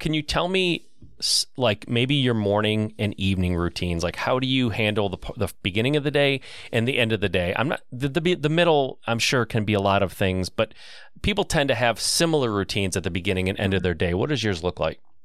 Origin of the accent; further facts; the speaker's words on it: Michigan, United States; I'm from Michigan